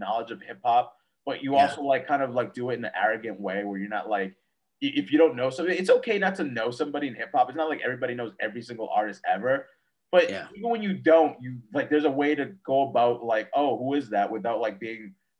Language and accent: English; Atlanta, Georgia, United States; I'm from Atlanta. So maybe that's what I feel like that's what happened.